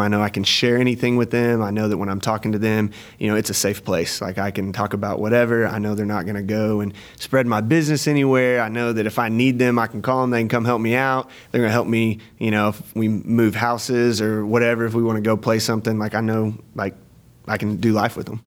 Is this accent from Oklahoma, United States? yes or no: yes; McAlester, Oklahoma, United States; also born or lived in Edmond, Oklahoma; I grew up in McAllister, Oklahoma